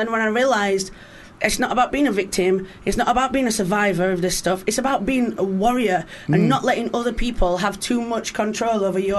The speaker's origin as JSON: {"language": "English", "town": "Rotherham", "region": "Yorkshire and the Humber", "country": "United Kingdom", "moved": "yes", "said": "I'm from South Yorkshire in a place called Rotherham."}